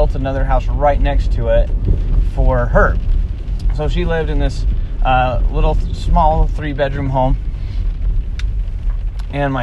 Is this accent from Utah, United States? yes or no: yes; Springville, Utah, United States; So I grew up in Utah in a house that was literally